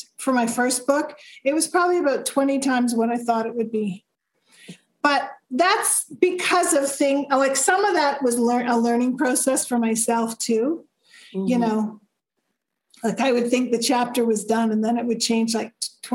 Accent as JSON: {"language": "English", "country": "Canada", "accent": "Canadian", "moved": "yes", "lives_now": "Arizona, United States", "said": "I'm from Canada, even though I live in the U.S."}